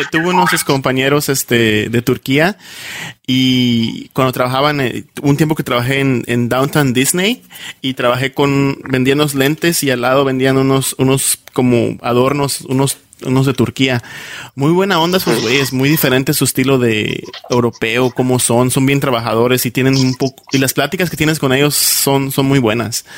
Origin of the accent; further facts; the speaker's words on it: Yucatán, Mexico; accent: Yucatecan; now in United States; yo soy de Yucatán y también recuerdo un tiempo que me daba muchísima pena eh, hablar como yucateco